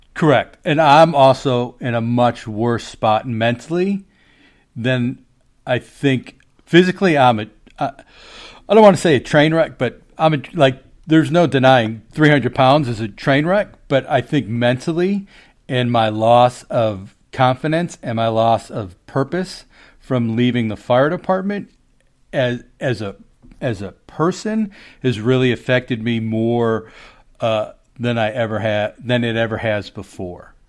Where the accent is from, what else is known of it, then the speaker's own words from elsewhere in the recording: Chicago, Illinois, United States; now in Maryland, United States; I grew up in Chicago